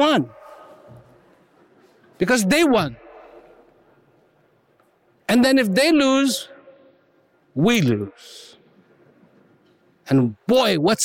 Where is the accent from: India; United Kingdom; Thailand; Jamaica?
India; I was born in India